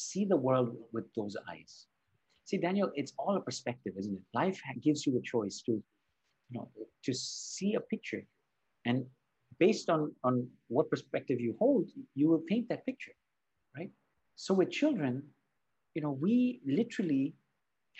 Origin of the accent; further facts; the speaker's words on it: Spain; also born or lived in Barcelona; I was born and raised in, you know, I was born in Spain, and I live in Barcelona.